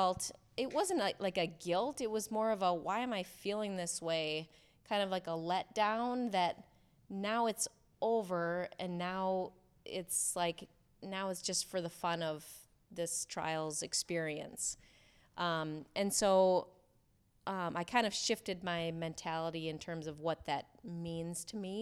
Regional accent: Rochester, Minnesota, United States; my hometown of Rochester, Minnesota.

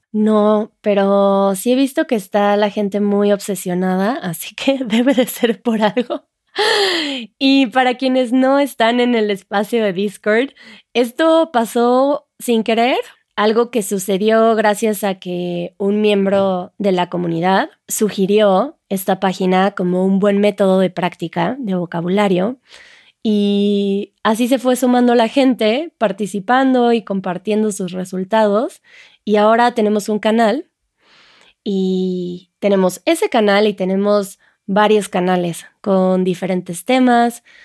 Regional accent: France; Spanish is a second language; soy de Francia

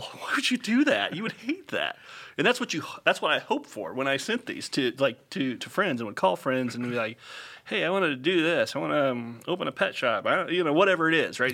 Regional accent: Upland, Indiana, United States; moved away as an adult; also born or lived in Franklin, Indiana / Terre Haute, Indiana; now in Center Grove, United States; I grew up in Upland, Indiana

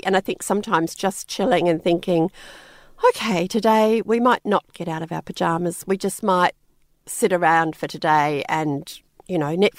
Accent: New Zealand; I'm actually from New Zealand originally, but we moved over there.

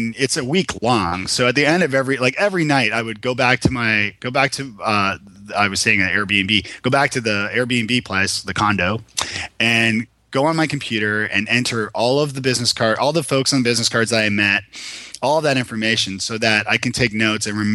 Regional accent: Toronto, Ontario, Canada; moved away as an adult; now in Nashville, United States; I'm from Toronto originally

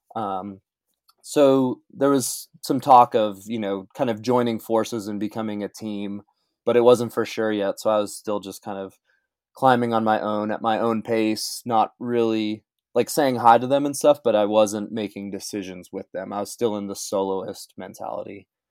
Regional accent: Brighton, Colorado, United States; moved away as an adult; also born or lived in Salt Lake City, Utah; now in Cottonwood Heights, United States; I was born and raised in Brighton, Colorado, and I spent twenty-seven years uh, there

